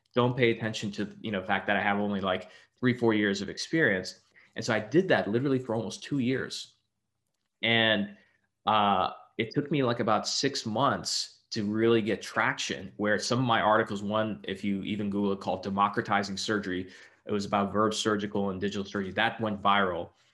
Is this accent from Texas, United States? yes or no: yes; Texas, United States; I'm originally from Texas.